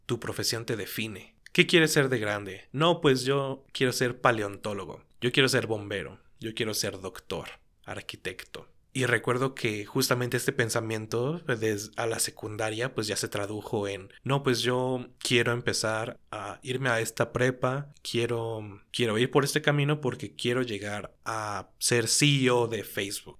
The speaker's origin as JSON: {"language": "Spanish", "country": "Mexico", "said": "Como mexicano estoy hablando"}